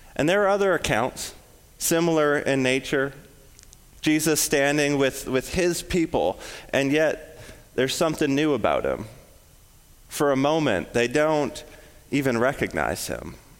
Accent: West Coast, United States; now in Illinois, United States; I'm from the West Coast, I'm, I'm super familiar with forest fires

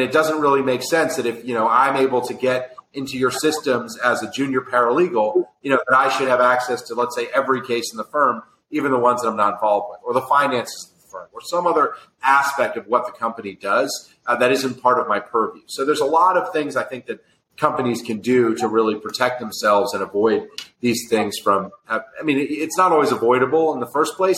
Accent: New York, United States; I'm a New Yorker, so, you know, I'm through and through

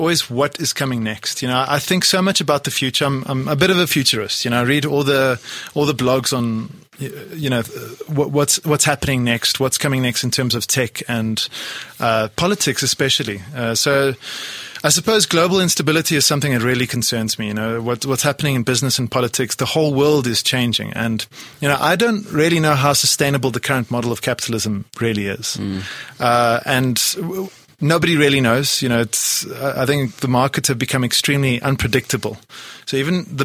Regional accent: Poland; now in South Africa; I come from Poland originally. I was born in Poland.

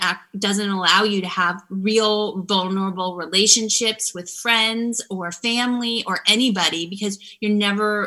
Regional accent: Florida, United States; moved away as an adult; I'm from Florida and I grew up in a small town

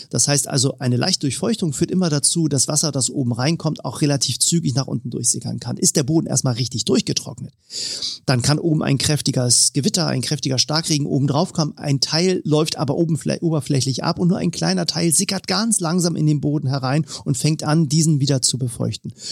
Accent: Northern Germany, Germany; ich nehme mal äh, als Norddeutscher mal die Station Hamburg, die ich eben schon erwähnt habe, raus.

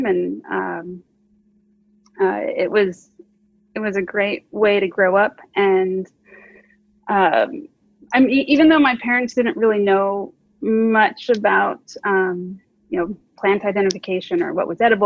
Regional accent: Phoenix, Arizona, United States; now in California, United States; I grew up in Phoenix, Arizona.

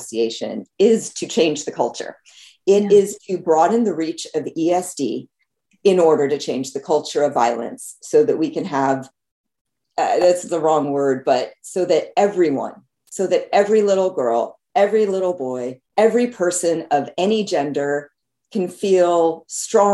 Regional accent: New Jersey, United States; also born or lived in Los Angeles, California / California; now in North Carolina, United States; I was born in LA, in Los Angeles, in the United States, but I grew up in New Jersey

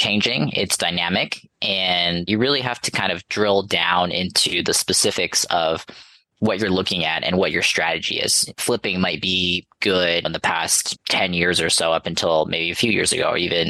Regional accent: Los Angeles, California, United States; I'm from Los Angeles area, and I went to USC locally

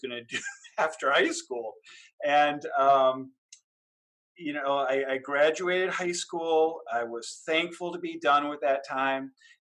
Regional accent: Cleveland Heights, Ohio, United States; I grew up in Cleveland Heights, Ohio, which is a near eastern suburb of Cleveland

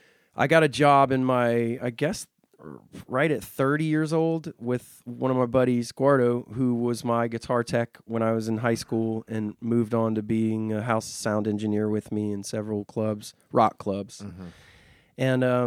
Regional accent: Goose Creek, South Carolina, United States; Joint Base Charleston, which is in my hometown of Goose Creek.

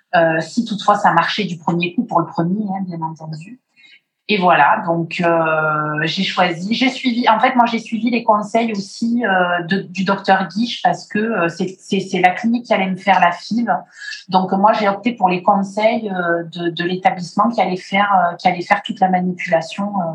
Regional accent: Martinique; je suis née en Martinique

